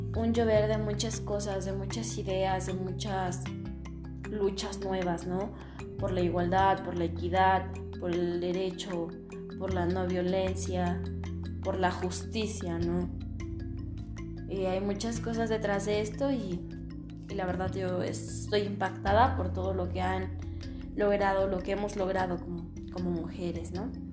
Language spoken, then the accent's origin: Spanish; Mexico; en mi país, que es México